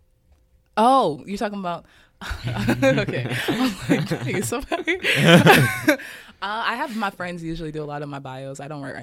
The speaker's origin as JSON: {"language": "English", "town": "Kansas City", "region": "Kansas", "country": "United States", "tie": "born or raised there", "said": "So, yeah, growing up in Kansas City"}